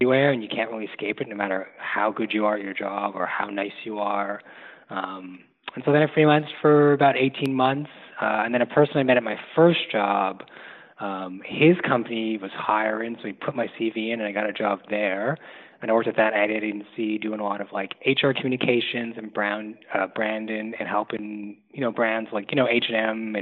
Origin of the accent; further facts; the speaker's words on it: Toronto, Ontario, Canada; now in Montreal, Canada; I grew up in Toronto, Canada.